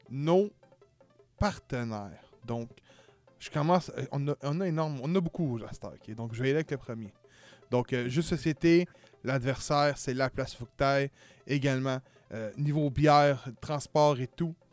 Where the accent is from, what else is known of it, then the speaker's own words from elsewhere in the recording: Montreal, Quebec, Canada; also born or lived in Laval; je suis né à Montréal